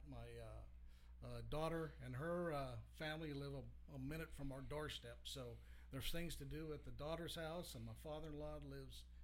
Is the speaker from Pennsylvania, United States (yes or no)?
no; Colorado, United States; moved away; Colorado originally, and and we still have a lot of family on both sides back there.